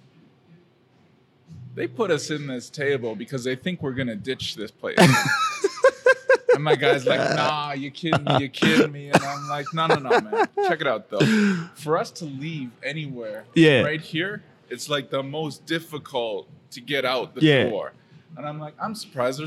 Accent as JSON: {"language": "English", "town": "Calgary", "region": "Alberta", "country": "Canada", "said": "I'm from Calgary"}